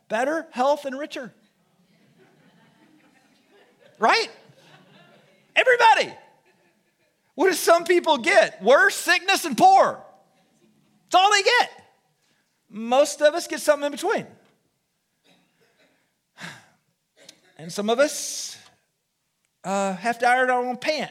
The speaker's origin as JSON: {"language": "English", "town": "Du Quoin", "region": "Illinois", "country": "United States", "tie": "born or raised there", "moved": "yes", "said": "I was raised in Southern Illinois"}